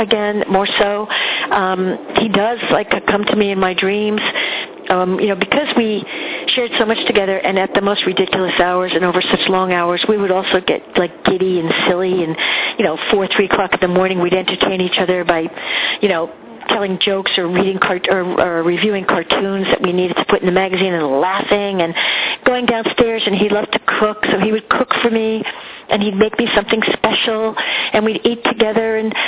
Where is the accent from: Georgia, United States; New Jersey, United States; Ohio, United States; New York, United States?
New Jersey, United States; Jersey. My father had a horse farm. I grew up on a horse farm.